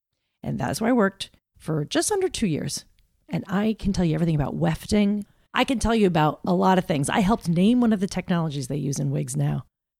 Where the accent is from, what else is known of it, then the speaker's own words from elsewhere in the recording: Roseland, New Jersey, United States; I grew up in New Jersey, a little town called Roseland.